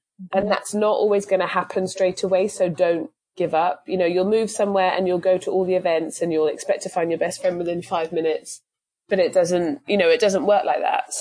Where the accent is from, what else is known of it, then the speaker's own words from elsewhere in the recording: England, United Kingdom; moved away as an adult; now in United States; I'm from England